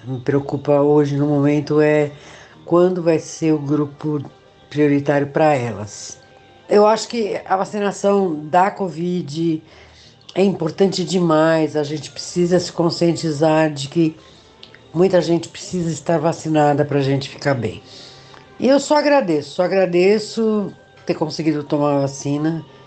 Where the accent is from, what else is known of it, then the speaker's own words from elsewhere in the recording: São Paulo, Brazil; now in São José, Brazil; eu sou de São Paulo, nascida na Moca, e atualmente eu moro em São José, uma cidade de Santa Catarina